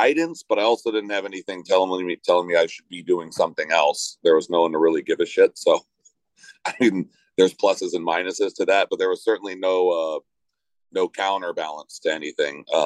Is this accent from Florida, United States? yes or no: no; Los Angeles, California, United States; I grew up in LA, which is, you know, it's obviously very urban, and we grew up in the Hollywood area.